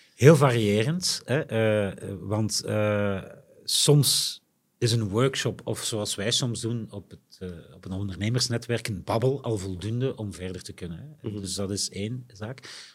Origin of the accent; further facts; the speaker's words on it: Limburg, Flanders, Belgium; wij als Limburgers